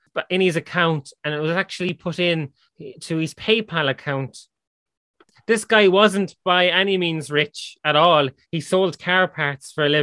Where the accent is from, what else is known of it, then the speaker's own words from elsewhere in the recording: Ireland; we're Irish